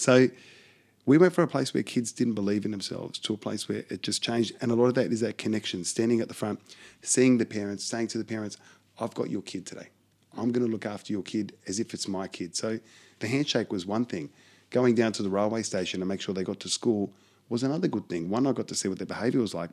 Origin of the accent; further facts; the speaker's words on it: Australia; I'm as Aussie as you can get